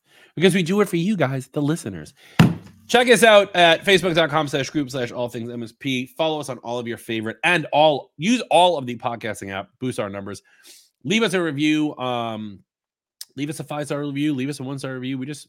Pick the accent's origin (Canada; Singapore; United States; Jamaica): Singapore; Sorry, I'm Singaporean.